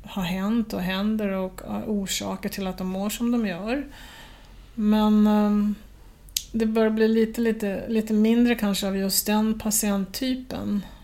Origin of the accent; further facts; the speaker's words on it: Sweden; jag kan ju säga eh, att vi, för jag är ju svensk själv, så därför kan jag ju säga det